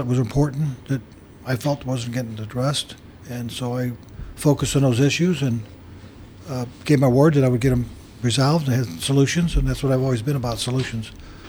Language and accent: English; Florissant, Missouri, United States; moved away as an adult; now in Wentzville, United States; I'm from Florissant, correct.